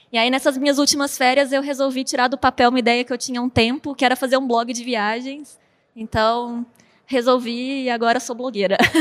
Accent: Belo Horizonte, Minas Gerais, Brazil; moved away as an adult; now in São Paulo state, Brazil; eu sou de Belo Horizonte, moro no estado de São Paulo agora

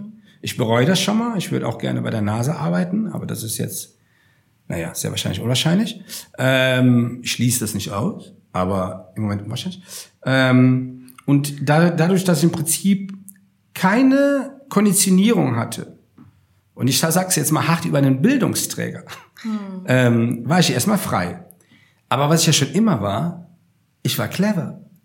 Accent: Rhineland, Germany; moved away as an adult; also born or lived in Upper Palatinate / Munich; als ich meine Heimat verlassen habe, vor 22 Jahren, und bin von, vom, hm, vom, äh, von, äh, vom Rheinland quasi in die Oberpfalz gezogen

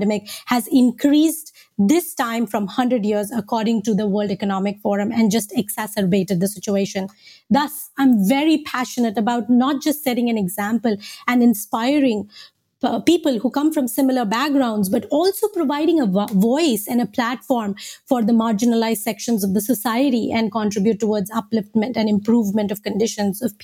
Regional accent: India; moved away; I was born and raised in India

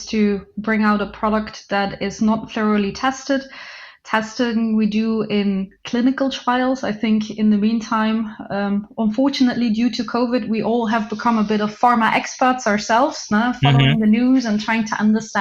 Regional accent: Flanders, Belgium; moved away; also born or lived in Dubai; From Belgium, also the north, but then Belgium

